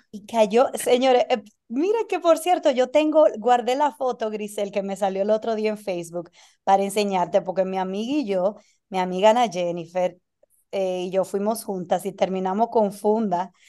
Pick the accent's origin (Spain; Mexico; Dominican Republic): Dominican Republic; also born or lived in United States; now in Argentina; Yo, como dominicana necesito visa para ir a casi todos los países.